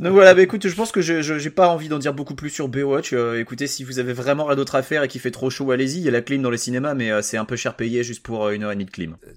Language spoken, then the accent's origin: French; Saint-Nazaire, Pays de la Loire, France; j'ai grandi à Saint-Nazaire, alors les blocos, on en était entouré et je jouais dedans quand j'étais gamin